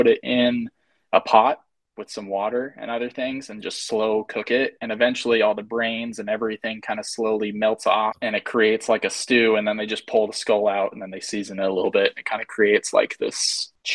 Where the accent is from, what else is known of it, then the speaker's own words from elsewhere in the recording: St. George, Utah, United States; I am from St. George, Utah, just the bottom corner of Utah, basically. Just a little desert town.